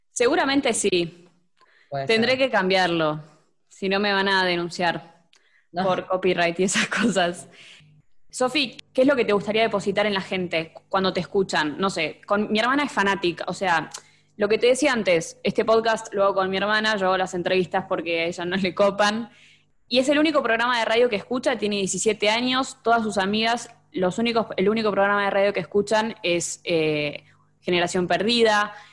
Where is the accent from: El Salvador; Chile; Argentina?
Argentina; Vicente López, Buenos Aires Province; De Vicente López.